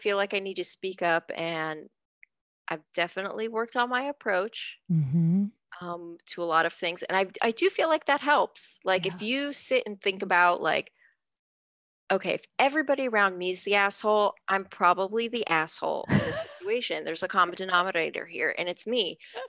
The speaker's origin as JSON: {"language": "English", "country": "United States", "tie": "born or raised there", "said": "I've lived here my whole life. I'm a citizen. Clearly I was born here. My parents are naturalized citizens."}